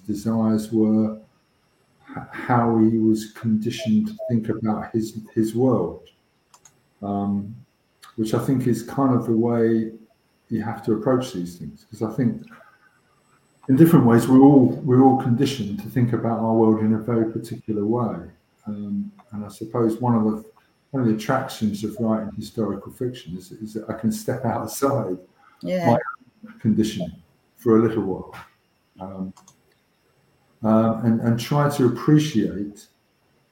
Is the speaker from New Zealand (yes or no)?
no; England, United Kingdom; I wanted to come home to England, that's my home country